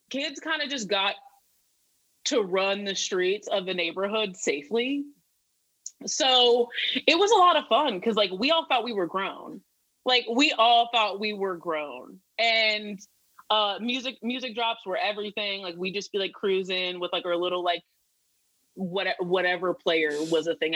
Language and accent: English; San Diego, California, United States; also born or lived in Chicago / Las Vegas; yes, I was born and raised in San Diego, and um, we were. I'm a military brat. We were military.